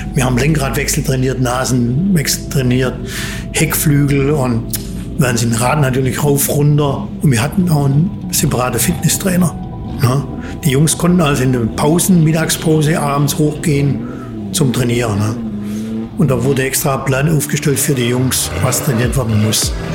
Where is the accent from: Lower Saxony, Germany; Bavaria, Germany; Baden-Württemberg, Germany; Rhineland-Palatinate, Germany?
Baden-Württemberg, Germany; Sulz am Neckar; Also gebürtig komme ich aus dem Schwabenland. Ne? äh, genauer gesagt aus Sulz am Neckar, Bergfelden